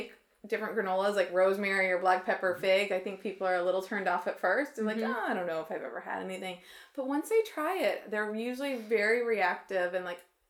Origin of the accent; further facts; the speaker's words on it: Illinois, United States; now in St. Louis, United States; I grew up in Illinois